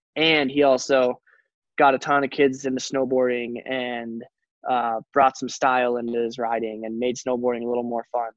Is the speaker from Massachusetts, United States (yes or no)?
no; Telluride, Colorado, United States; I come from Telluride, which is an awesome ski town. So like I did have one of the best ski resorts ever to, to grow up